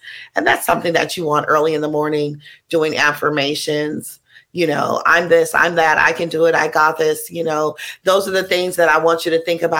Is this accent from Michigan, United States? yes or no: no; Oakland, California, United States; So I grew up giving people in East Oakland, California.